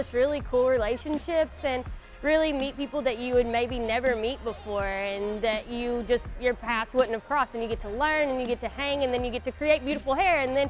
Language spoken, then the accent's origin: English; Morristown, Tennessee, United States; I grew up in Morristown